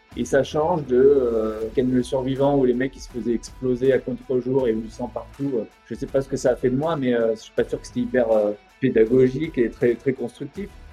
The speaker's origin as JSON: {"language": "French", "town": "Montpellier", "region": "Occitania", "country": "France", "tie": "born or raised there", "also_born_or_lived": "Île-de-France", "moved": "yes", "said": "Zouib, c'était un copain d'adolescence de Montpellier, on est de Montpellier tous les deux"}